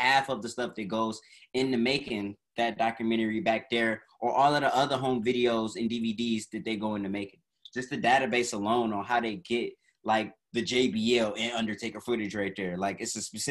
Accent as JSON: {"language": "English", "town": "Detroit", "region": "Michigan", "country": "United States", "also_born_or_lived": "Connecticut", "moved": "as an adult", "lives_now": "California, United States", "said": "I'm from Detroit, like you all know. And then I moved to Connecticut for an internship"}